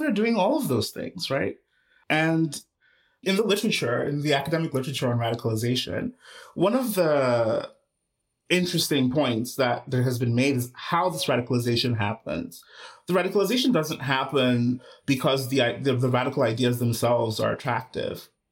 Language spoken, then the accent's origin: English; Nigeria; moved away; I was born and raised in Nigeria